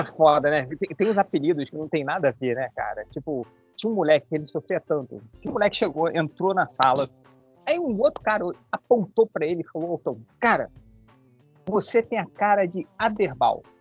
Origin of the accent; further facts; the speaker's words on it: Rio de Janeiro, Brazil; now in United States; eu sou do Rio de Janeiro